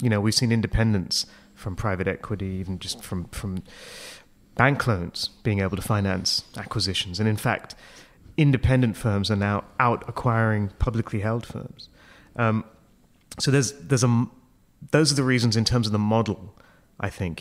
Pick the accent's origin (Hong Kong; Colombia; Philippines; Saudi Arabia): Hong Kong; moved away as an adult; also born or lived in United Kingdom; I'm from Hong Kong, so that's, you know, I've, uh, I, my family's been there for almost forty years. It's where I grew up